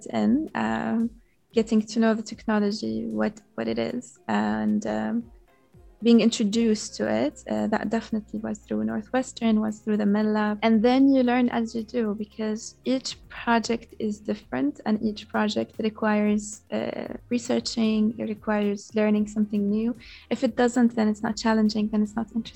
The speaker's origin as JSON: {"language": "English", "country": "Yemen", "tie": "born or raised there", "moved": "yes", "lives_now": "Doha, Qatar", "said": "I grew up in Yemen. All I know is Yemen."}